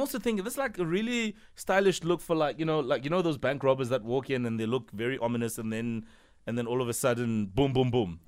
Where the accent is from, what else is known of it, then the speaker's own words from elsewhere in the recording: Soweto, Gauteng, South Africa; I grew up in Soweto too